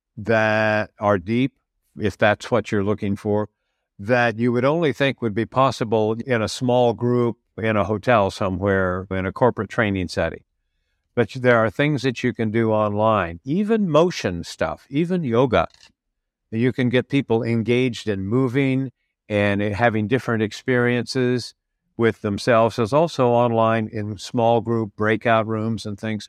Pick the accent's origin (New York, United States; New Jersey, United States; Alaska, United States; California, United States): California, United States; moved away as an adult; also born or lived in Baltimore, United States / Washington, D.C., United States; now in Portugal; I'm originally from California via Baltimore, Washington, D.C.